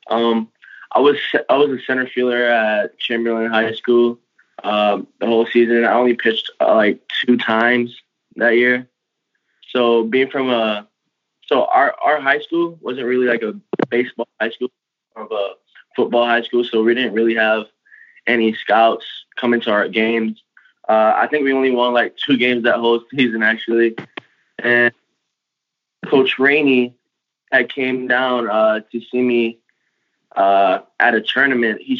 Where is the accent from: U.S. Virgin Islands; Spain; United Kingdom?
U.S. Virgin Islands; also born or lived in Tampa, United States; I'm I'm originally from like the Virgin Islands. I was born and raised in the Virgin Islands where we don't see snow, just sand. And and also in Tampa